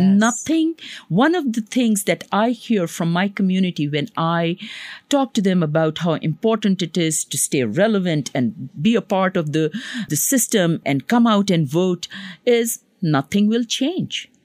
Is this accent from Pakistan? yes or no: yes; Pakistan; now in Long Island, United States; I come from Pakistan